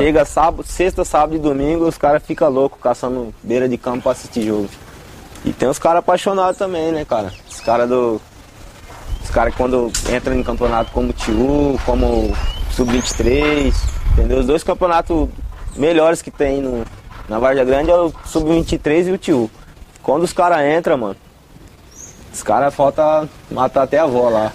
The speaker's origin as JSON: {"language": "Portuguese", "town": "Várzea Grande", "region": "Mato Grosso", "country": "Brazil", "tie": "born or raised there", "said": "Vim do, do, da grande região do Cristo Rei."}